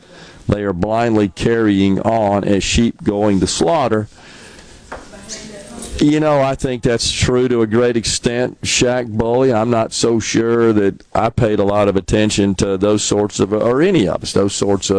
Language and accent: English; United States; just as an American, even at the age of a young age, it kind of peeved me